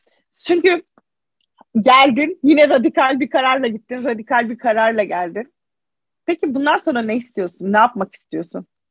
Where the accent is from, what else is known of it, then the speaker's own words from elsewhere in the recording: Mardin, Turkey; Mardinliyim. Ben bu köklerle yetiştim.